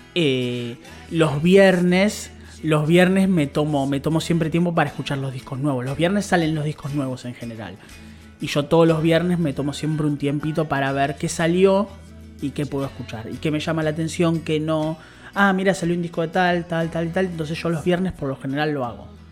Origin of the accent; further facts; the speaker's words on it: Buenos Aires, Argentina; yo soy de capital